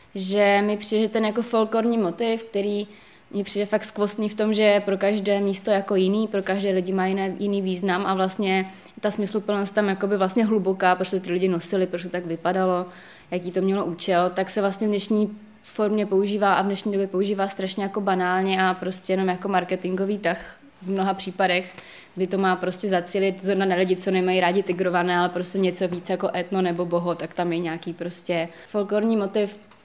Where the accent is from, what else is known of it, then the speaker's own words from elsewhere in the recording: Moravia, Czechia; Já teda jednak pocházím z Moravy